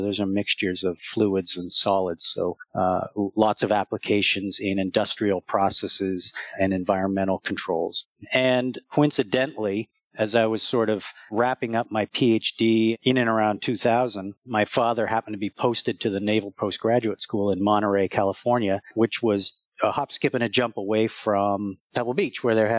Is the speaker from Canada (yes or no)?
yes; Nova Scotia, Canada; also born or lived in moved around; I was born in Nova Scotia, Annapolis Valley, Nova Scotia, as a Navy brat. My dad was in the Navy, so I moved around a lot